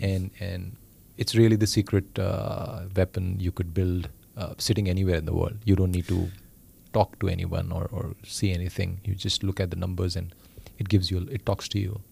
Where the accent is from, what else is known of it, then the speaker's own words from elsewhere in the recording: India; moved away; I come from India